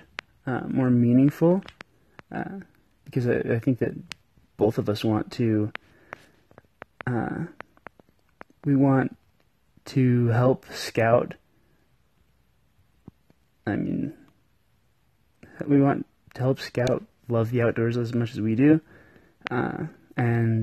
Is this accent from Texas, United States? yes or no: no; Cedar City, Utah, United States; I am from Cedar City, Utah